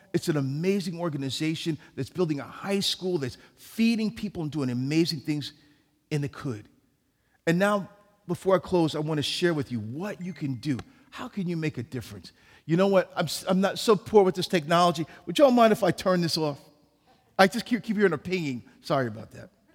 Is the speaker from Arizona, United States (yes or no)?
no; New York City, New York, United States; I was born in New York City